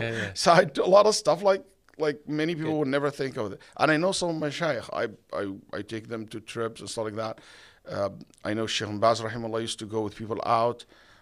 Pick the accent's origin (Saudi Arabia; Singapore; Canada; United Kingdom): Saudi Arabia; English is a second language; moved away as an adult; also born or lived in Egypt; now in United States; I was born in Egypt, raised in Saudi Arabia, all my life in the Middle Eastern countries. When I went to America, I barely can speak English.